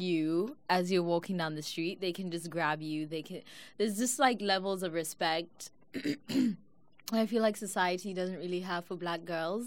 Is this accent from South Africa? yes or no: yes; South Africa; now in United States; I'm South African